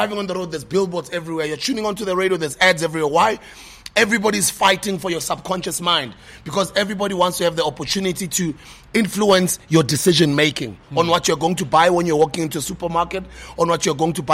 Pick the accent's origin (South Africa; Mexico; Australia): South Africa; I'm not American, I'm South African